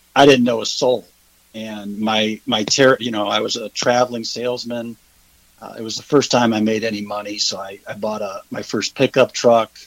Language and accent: English; Cleveland, Ohio, United States; moved away as an adult; also born or lived in Georgia / Kentucky; now in Hilton Head Island, United States; I'm originally from Cleveland, Ohio